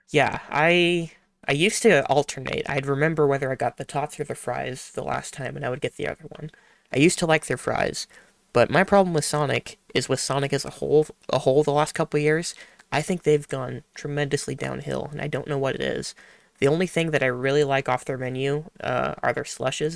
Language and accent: English; Midwest, United States; I am from the Midwest